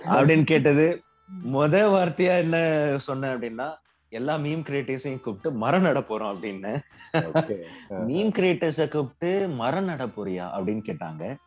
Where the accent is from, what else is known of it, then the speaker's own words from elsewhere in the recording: Cuddalore, Tamil Nadu, India; நான் என்னோட பிறந்த ஊர் கடலூர்